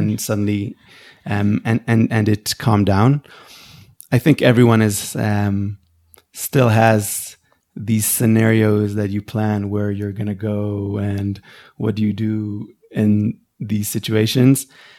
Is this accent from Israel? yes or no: yes; Israel; I grew up here in the Intifada